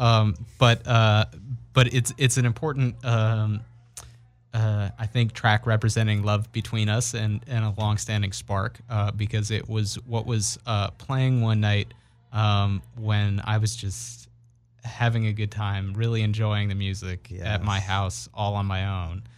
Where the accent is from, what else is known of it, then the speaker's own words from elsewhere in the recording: Brookline, Massachusetts, United States; growing up in Brookline